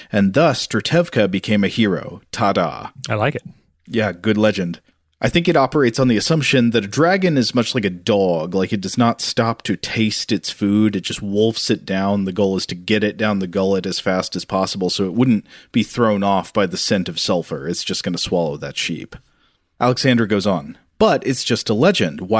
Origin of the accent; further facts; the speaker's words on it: Krakow, Lesser Poland, Poland; I come from Krakow, Poland, which used to be Poland's capital for many centuries, and our local mythical slash folklore symbol is a dragon.